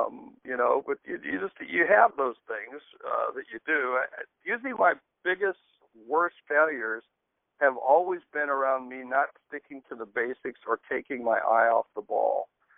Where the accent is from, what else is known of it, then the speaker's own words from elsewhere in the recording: Georgia, United States; also born or lived in West Virginia / South Dakota; So I was born in West Virginia. We lived in Georgia most of my young life. And then finally we moved to South Dakota twice. And finally I ended up going to high school in South Dakota.